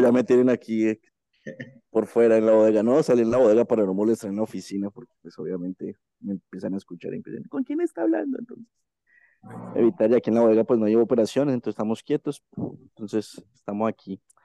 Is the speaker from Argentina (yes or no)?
no; Colombia; aquí en mi país